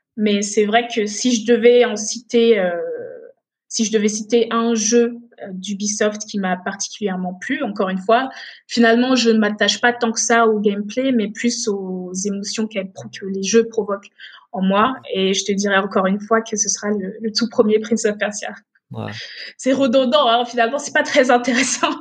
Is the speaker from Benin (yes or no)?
yes; Benin; also born or lived in Togo; now in France; je me souviens de mon enfance au Bénin. Et c'est en grandissant, en allant à l'école au Bénin